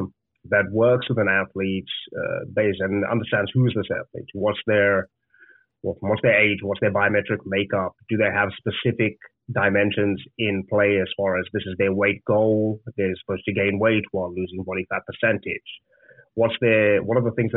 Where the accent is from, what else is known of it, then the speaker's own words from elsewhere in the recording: Zimbabwe; moved away as an adult; I'm from Zimbabwe originally. I grew up there